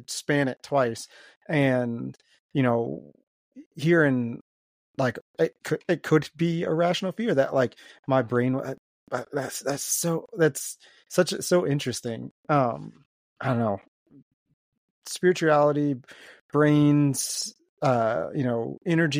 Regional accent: Maryland, United States; I grew up in Maryland

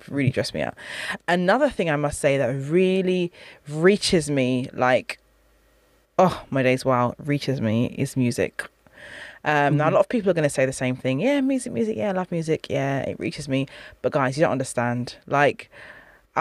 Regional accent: United Kingdom; I'm from a Caribbean background. I'm British, though, British born.

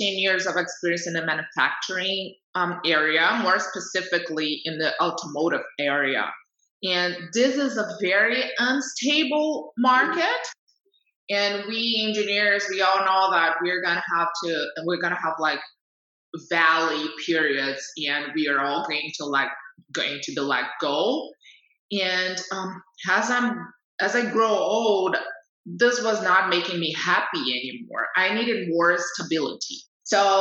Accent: Brazil; moved away as an adult; we have no plans to coming back to Brazil.

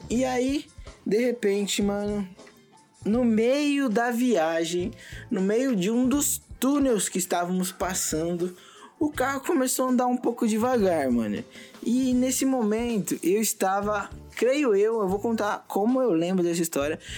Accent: São Paulo, Brazil; que é agora que vamos de volta para nossa terra aqui, Vila Joaniz, Americanópolis. Alô, Joaniz, os caras aqui é brabo.

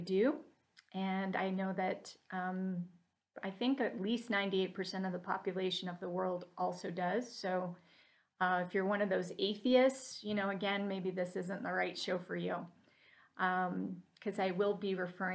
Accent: Salt Lake City, Utah, United States; moved away; I came from Salt Lake City, Utah originally

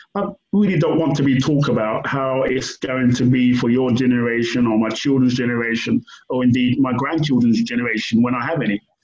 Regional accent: United Kingdom; also born or lived in Brixton, London; I was born in Britain

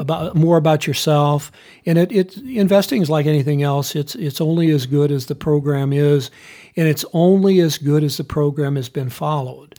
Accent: United States; as an American

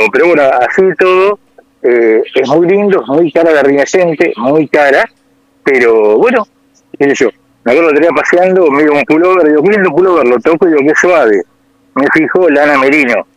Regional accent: Argentina; moved away; me preguntan por el acento, yo digo que soy Argentina

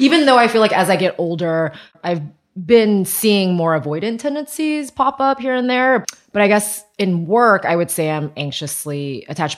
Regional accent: Taiwan; moved away; also born or lived in United States; I was born in Taiwan. My parents had me in Taiwan and then they went to grad school. And so from zero, in, in America, and so from zero to five, my grandparents raised me.

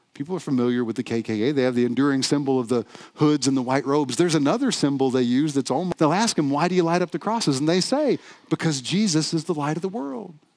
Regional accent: the South, United States; moved away; I'm from the South originally

